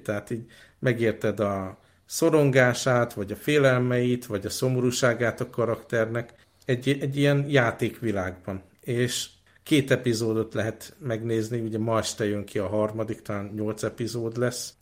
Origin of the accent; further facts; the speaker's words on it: Hungary; ott voltam én, mint magyar, feleségem ukrán